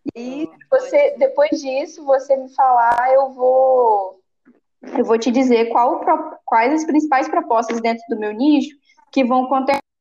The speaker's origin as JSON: {"language": "Portuguese", "region": "Bahia", "country": "Brazil", "moved": "yes", "lives_now": "Espírito Santo, Brazil", "said": "Eu sou baiana, minha família também, todo mundo nordestino."}